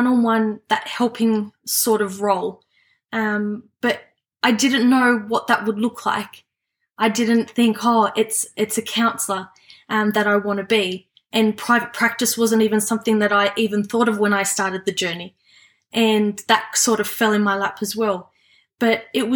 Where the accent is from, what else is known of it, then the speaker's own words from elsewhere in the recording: Sydney, New South Wales, Australia; I was born and live in Western Sydney